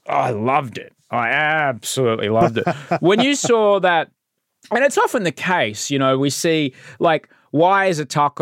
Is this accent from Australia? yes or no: yes; Australia; moved away as an adult; now in California, United States; I grew up with in Australia